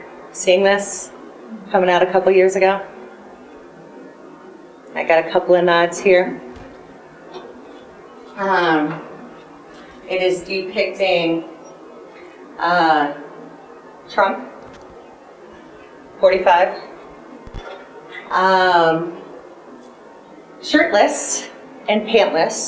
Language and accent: English; Toledo, Ohio, United States; now in Denver, United States; Growing up in Northwest Ohio. In a Rust Belt blue collar. I think it's technically still considered a city. Toledo, Ohio